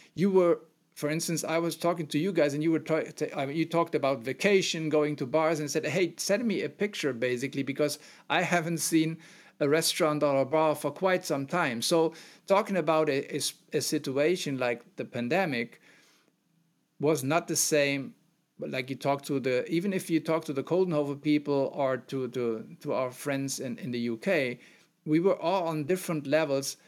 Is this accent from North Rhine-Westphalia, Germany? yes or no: yes; Mönchengladbach, North Rhine-Westphalia, Germany; also born or lived in Aachen; I'm born and raised in the center of Germany more, and so not in Bavaria, in a very small town that is part of a city of Mönchengladbach